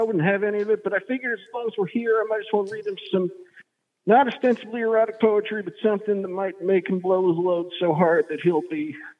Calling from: Bryn Mawr, Pennsylvania, United States; calling from Bryn Mawr, that's out of Philadelphia.

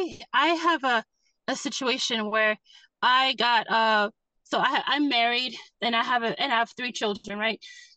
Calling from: Massachusetts, United States; I'm calling in from Massachusetts.

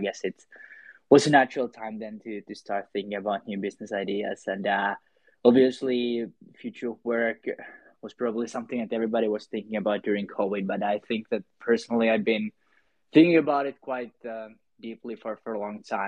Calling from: Helsinki, Uusimaa, Finland; I'm calling from Helsinki, Finland

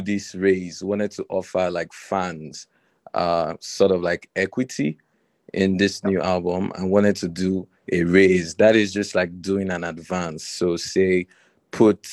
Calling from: Accra, Greater Accra, Ghana; I'm calling from Accra right now

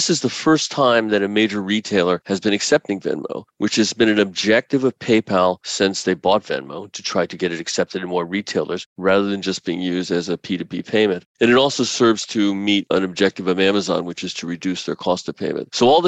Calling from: New York City, New York, United States; Actually, New York City. So it's been cold, but we are fortunate that we don't have any snow right now.

